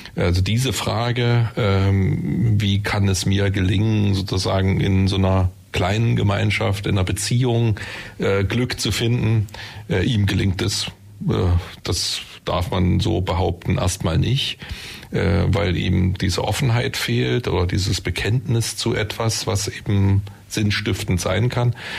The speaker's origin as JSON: {"language": "German", "country": "Germany", "said": "bei uns in Deutschland"}